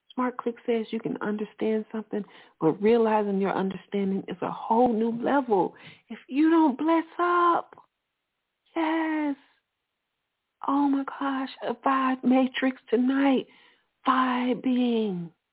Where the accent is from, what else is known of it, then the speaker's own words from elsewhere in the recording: Alabama, United States; I'm from Alabama